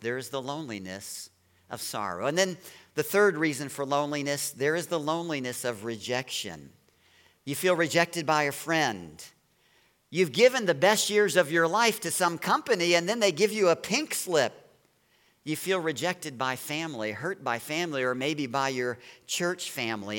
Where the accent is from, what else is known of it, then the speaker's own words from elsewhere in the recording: Baton Rouge, Louisiana, United States; now in Chesapeake Bay area, United States; I was born in Baton Rouge, Louisiana.